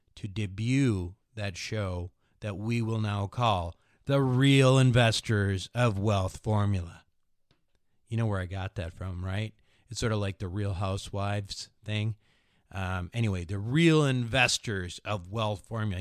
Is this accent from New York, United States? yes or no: no; Minnesota, United States; accent: Midwestern; speak like a slow Midwestern guy like I am. I'm from Minnesota